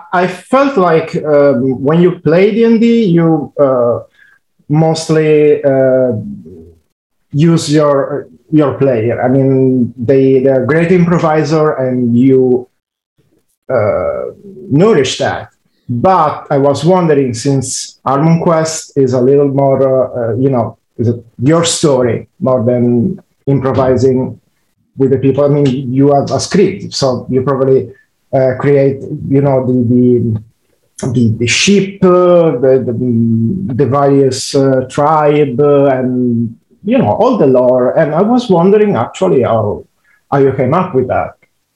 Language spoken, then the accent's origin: English; Mumbai, Maharashtra, India; moved away as an adult; also born or lived in Bali; now in Italy; Well, I moved here like 10 years ago. I grew up in Mumbai and Bali mostly.